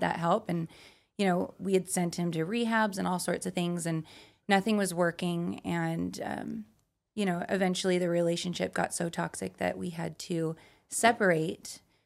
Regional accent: Utah, United States; now in Las Vegas, United States; I'm from Utah, out here in Vegas

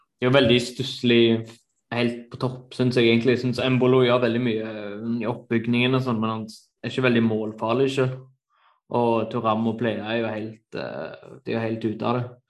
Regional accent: Norway; moved away as an adult; now in Germany; Jeg var hjemme i Norge nå over jul og nyttår

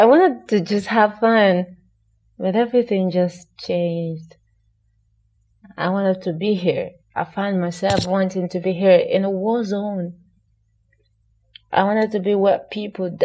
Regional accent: Sokoto, Nigeria; by nature of location, I am from Sokoto State, and my father is from Ondo State.

